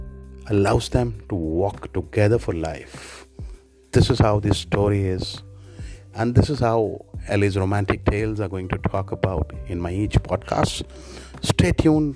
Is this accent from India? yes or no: yes; India; I'm from India